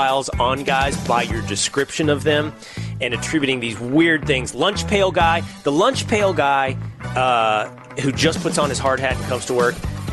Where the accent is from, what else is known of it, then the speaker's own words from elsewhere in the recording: Texas, United States; I am from Texas. I am a Longhorn